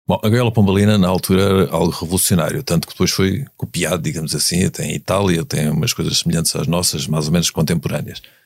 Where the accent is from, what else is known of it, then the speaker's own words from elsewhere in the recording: Algarve, Portugal; eu sou algarvio, portanto conheço mais ou menos a, a, a, o que se lá faz